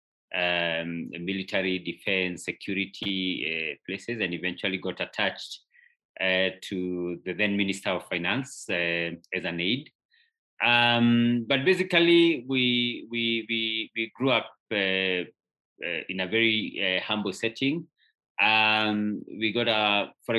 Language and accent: English; Kikuyu, Kiambu County, Kenya; I grew up in a little town called Kikuyu in Kenya